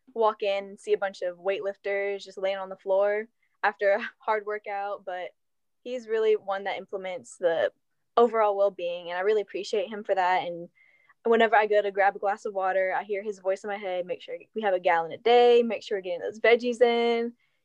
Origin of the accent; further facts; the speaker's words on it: Green Cove Springs, Florida, United States; I'm from Green Cove Springs, Florida, Clay High, Go Blue Devils. And if you don't know where that's at, it's just outside of Jacksonville, about a 45-minute drive.